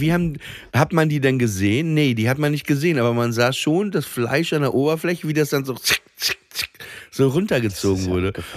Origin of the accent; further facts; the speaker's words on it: Papenburg, Lower Saxony, Germany; moved away; an der Schule in Papenburg